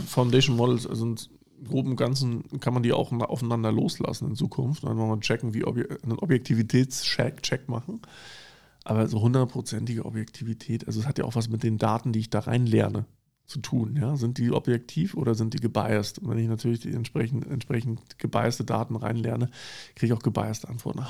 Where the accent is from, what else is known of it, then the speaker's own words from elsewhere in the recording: Germany; wir als Deutsche